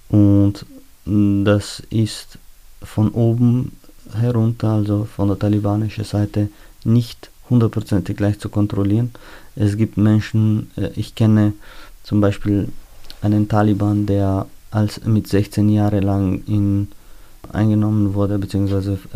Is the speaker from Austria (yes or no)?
yes; Austria; Ich bin ein Österreicher